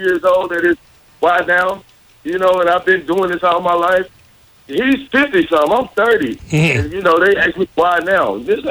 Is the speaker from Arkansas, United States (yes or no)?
yes; Arkansas, United States; growing up in Arkansas